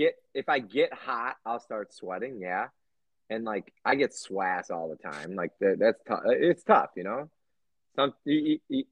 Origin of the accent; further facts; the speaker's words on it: Midwest, United States; I'm from the Midwest